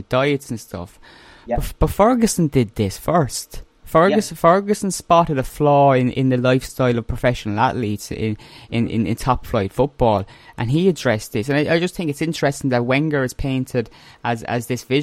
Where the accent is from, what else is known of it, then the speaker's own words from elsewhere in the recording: Ireland; accent: Irish; my Irish accent